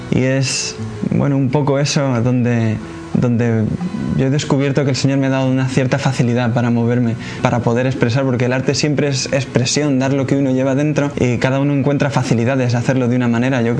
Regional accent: Cuenca, Castilla-La Mancha, Spain; de la comunidad Siervos del Hogar de la Madre y pues soy de Cuenca. Yo conocí a esta comunidad en Cuenca en una peregrinación que hicieron a Fátima.

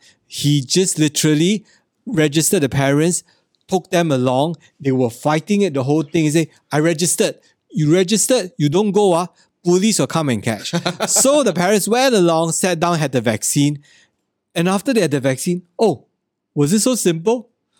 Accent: Singapore; I do my part as a Singaporean.

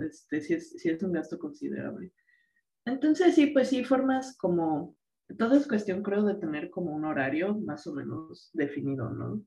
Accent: Mexico City, Mexico; moved away as an adult; also born or lived in Cuernavaca; now in France; nosotras somos de la Ciudad de México

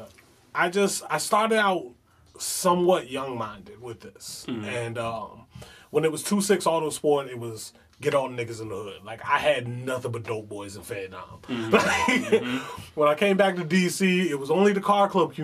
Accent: New York City, New York, United States; now in Prince George's County, United States; I grew up in, I was a Brooklyn native, Flushing and Nostrand, you know, Bed-Stuy, do or die. I came from Bed-Stuy to PG County

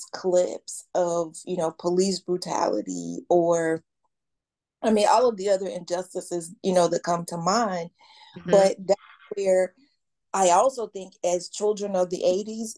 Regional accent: Atlanta, Georgia, United States; I grew up in Atlanta.

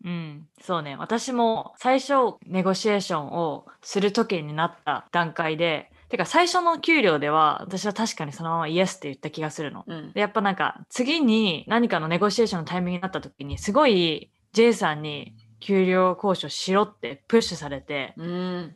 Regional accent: Japan; also born or lived in Canada / United States; now in Boston, United States

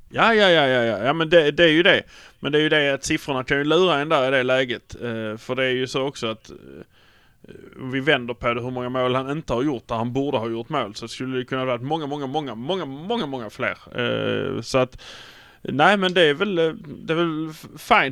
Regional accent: Malmö, Skåne, Sweden; vi är från Malmö

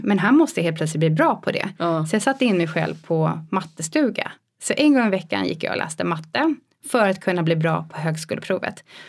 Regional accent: about 100 km south of Stockholm, near Nyköping, Södermanland, Sweden; now in Stockholm, Sweden; jag är inte uppväxt i Stockholm heller Nej. utan jag, ja men typ 10 mil eh, söder om Stockholm

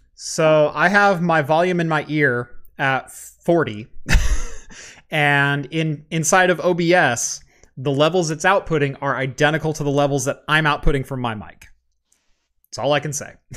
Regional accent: Eugene, Oregon, United States; I am from Eugene

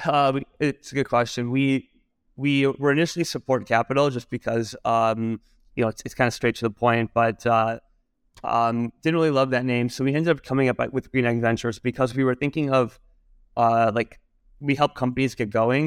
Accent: Michigan, United States; moved away; also born or lived in New York; I'm originally from Michigan, and, uh, I, uh, initially moved to New York

